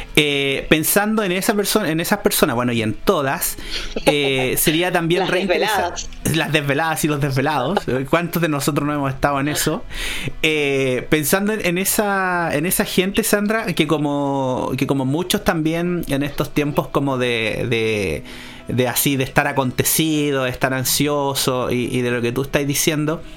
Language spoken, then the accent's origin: Spanish; Chile; los regímenes que vivimos en este país